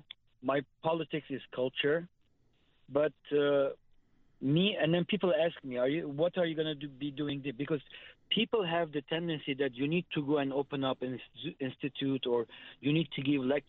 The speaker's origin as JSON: {"language": "English", "country": "Lebanon", "tie": "born or raised there", "also_born_or_lived": "United States", "moved": "as an adult", "lives_now": "Armenia", "said": "I was born in Lebanon, 1962. I migrated to the U.S. for education and a better life in 1981."}